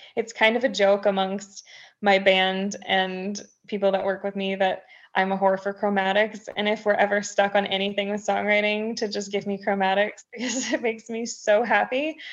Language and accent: English; Texas, United States; now in Tennessee, United States; I'm a Texan through and through